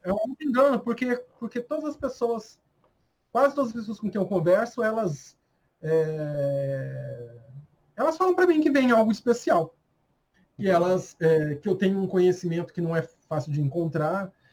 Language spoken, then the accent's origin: Portuguese; Brazil; eu sou muito brasileiro